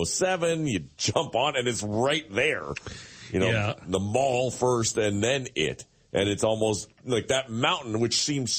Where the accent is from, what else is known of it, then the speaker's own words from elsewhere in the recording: Toronto, Ontario, Canada; I grew up in the East End